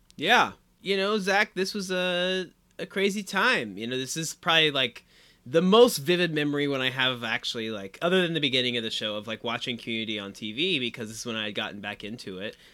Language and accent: English; Anderson, Indiana, United States; moved away; our own hometown mascot